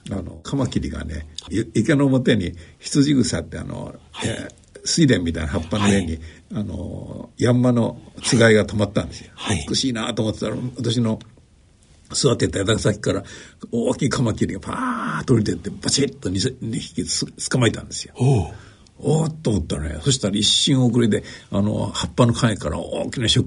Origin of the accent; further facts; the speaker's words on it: Osaka, Japan; 大阪で生まれました。父親が、あの、銀行員で、大阪の支店にいた時に生まれたということです。